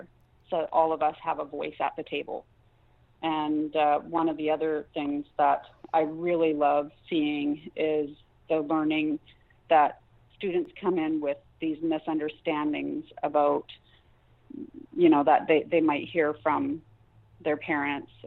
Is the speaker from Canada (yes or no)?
yes; Cold Lake First Nation, Alberta, Canada; now in Comox Valley, Canada; I'm from Cold Lake First Nation, so I'm Dene Sutkline.